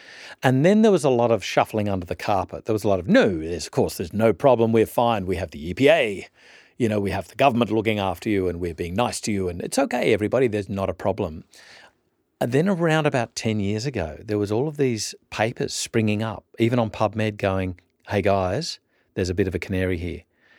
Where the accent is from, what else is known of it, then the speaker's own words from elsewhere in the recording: Orange, New South Wales, Australia; Sarah and I have a bit of a link in that we both did some growing up in Orange, New South Wales.